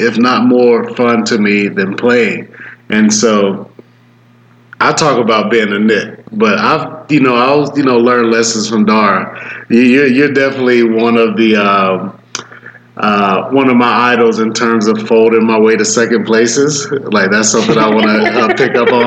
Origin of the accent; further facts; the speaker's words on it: Atlanta, Georgia, United States; I'm from Atlanta